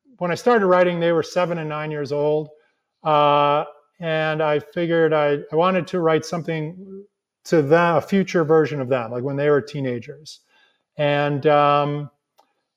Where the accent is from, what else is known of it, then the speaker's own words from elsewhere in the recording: La Grange, Illinois, United States; my hometown of LaGrange, Illinois